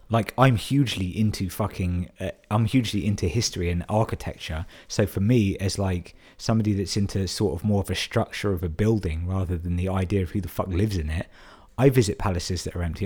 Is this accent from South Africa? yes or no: no; London, United Kingdom; moved away as an adult; now in Brighton, United Kingdom; I'm born and raised in London